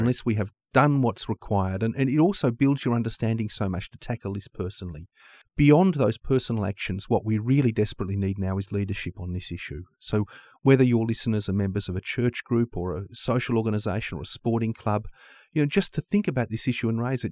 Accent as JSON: {"language": "English", "country": "Australia", "said": "Australia is my home country"}